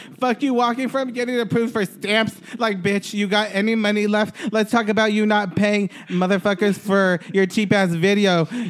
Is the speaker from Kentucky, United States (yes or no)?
yes; Bellefonte, Kentucky, United States; born there; I'm going to go to the hospital where I was born in Bellefonte, Kentucky, and legally change my name there.